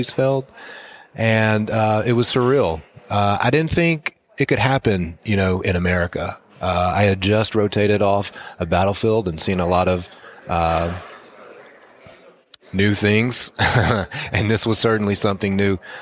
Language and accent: English; Lake Charles, Louisiana, United States; moved away as an adult; also born or lived in Lafayette, Louisiana; now in New Orleans, United States; we're from Lake Charles. All our family is from Lake Charles.